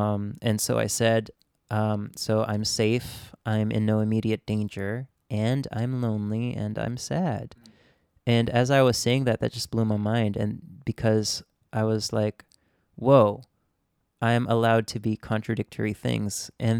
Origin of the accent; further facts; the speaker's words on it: Japan; So, yes, I grew up in Japan, but at the same time, I grew up in a very simultaneously international, but also very niche community.